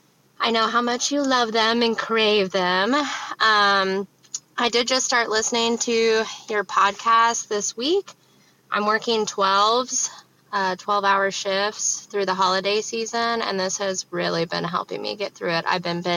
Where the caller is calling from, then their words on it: Kansas, United States; I'm from Kansas.